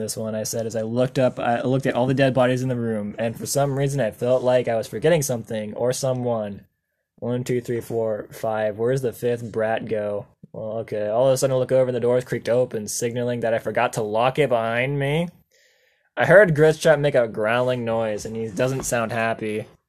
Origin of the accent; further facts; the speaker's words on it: Australia; accent: Australian; I get ready for my Australian accent to really come through.